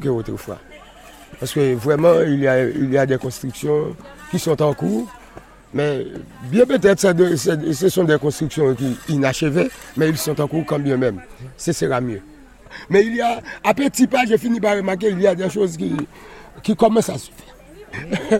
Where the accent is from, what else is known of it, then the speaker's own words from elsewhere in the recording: Haiti; je suis un haïtien